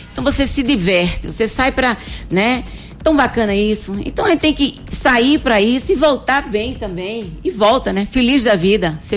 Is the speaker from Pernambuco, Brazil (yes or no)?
yes; Recife, Pernambuco, Brazil; Sou de Recife, nasci em Recife. Mas assim, fui criada muito em fazenda e tudo mais.